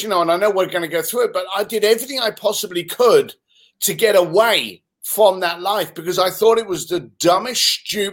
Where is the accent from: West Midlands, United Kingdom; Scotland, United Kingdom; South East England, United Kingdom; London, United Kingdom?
London, United Kingdom; moved away as an adult; also born or lived in Reading / Hong Kong; now in United States; I was born in Reading, just outside of London, and raised in East London.